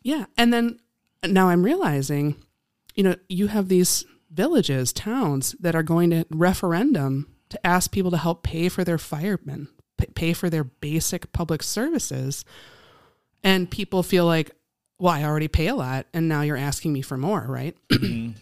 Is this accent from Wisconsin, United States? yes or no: yes; Appleton, Wisconsin, United States; I grew up in Appleton